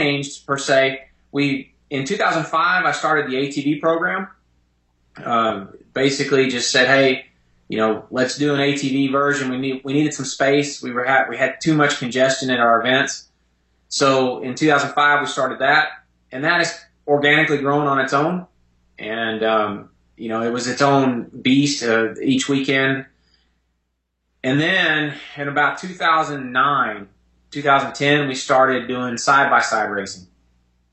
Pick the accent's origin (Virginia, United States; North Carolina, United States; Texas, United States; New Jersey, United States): Texas, United States; Dallas; moved away as an adult; I'm from Dallas, Texas.